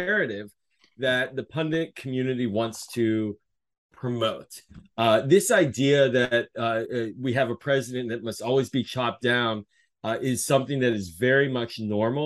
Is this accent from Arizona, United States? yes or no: no; Pittsburgh, Pennsylvania, United States; now in Maryland, United States; I'm originally from Pittsburgh